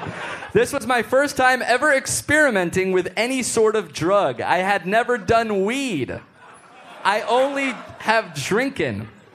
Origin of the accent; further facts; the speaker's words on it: United States; Guys, we're from America. We don't give a shit about hockey.